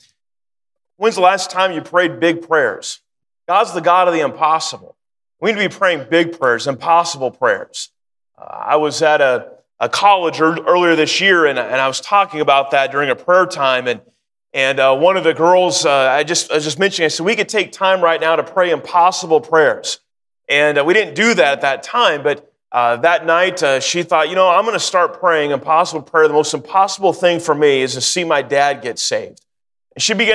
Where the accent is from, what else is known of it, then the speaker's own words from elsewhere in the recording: Sacramento, California, United States; also born or lived in Wichita, Kansas / North Carolina; I am from Sacramento. And that's where I grew up